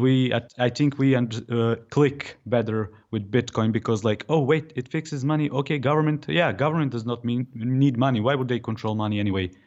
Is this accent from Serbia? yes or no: yes; Serbia; I'm from Serbia